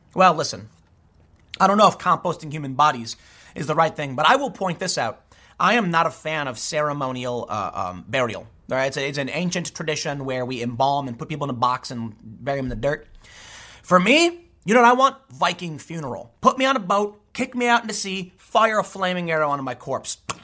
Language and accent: English; Chicago, Illinois, United States; I grew up in the city. I grew up in Chicago.